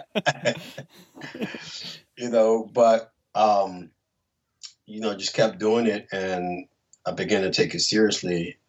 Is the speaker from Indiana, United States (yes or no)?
no; New Orleans, Louisiana, United States; I'm from New Orleans